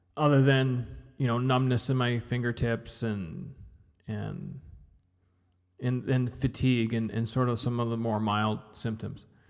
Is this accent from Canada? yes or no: yes; Canada; I'm Canadian.